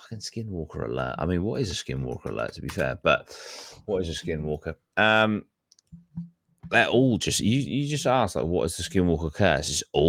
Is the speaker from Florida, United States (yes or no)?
yes; Florida, United States; born there; Like how just because I'm born from Florida, that doesn't mean I can't just leave to go to Colorado.